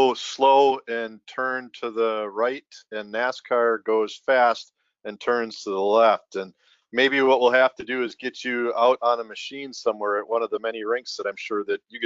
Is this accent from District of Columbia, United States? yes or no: no; Minnesota, United States; when you were growing up in Minnesota, which was a few years after I did back there